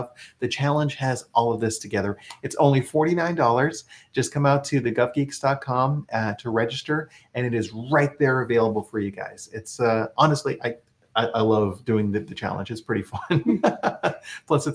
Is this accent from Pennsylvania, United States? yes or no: no; Texas, United States; moved away as an adult; now in Washington, D.C. area, United States; we're originally from Texas